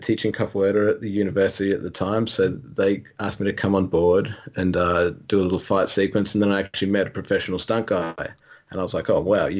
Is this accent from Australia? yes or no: yes; Australia; you couldn't tell from my funny accent.